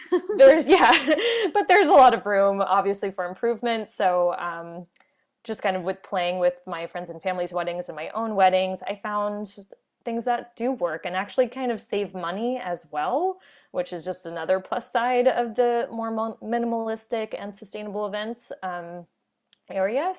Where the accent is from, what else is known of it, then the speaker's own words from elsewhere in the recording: Orlando, Florida, United States; moved away as an adult; also born or lived in New York City; now in New Westminster, Canada; I'm from the Orlando, Florida area.